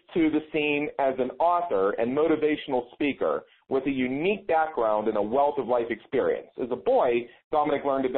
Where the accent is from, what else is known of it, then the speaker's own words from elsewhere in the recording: Pittsburgh, Pennsylvania, United States; moved away; I'm originally from Pittsburgh